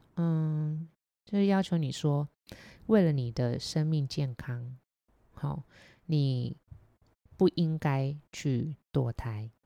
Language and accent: Chinese; Taiwan; 我们台湾